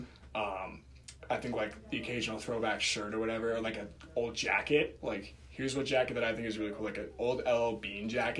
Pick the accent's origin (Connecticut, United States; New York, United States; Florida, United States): Connecticut, United States; Darien; growing up in Darien